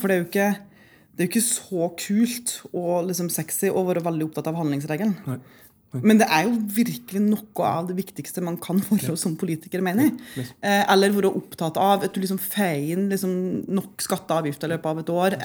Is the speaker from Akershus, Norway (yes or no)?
no; Lierne, Trøndelag, Norway; bodde jo og vokste opp på en ganske hva skal jeg si, eh, avsidesliggende plass eh, hjemme i Lierne